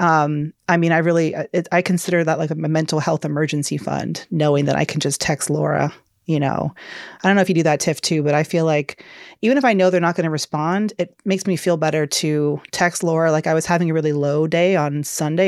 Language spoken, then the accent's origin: English; Georgia, United States; moved away; I'm a Southern girl. I'm from Georgia originally